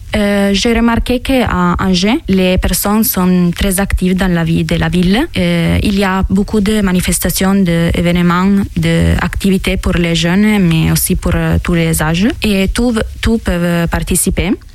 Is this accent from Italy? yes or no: yes; Mondovì, Piedmont, Italy; French is a second language; moved away as an adult; now in France; Je viens d'Italie, euh, d'un village qui s'appelle Mondovi, dans la province de Cuneo, dans le nord de l'Italie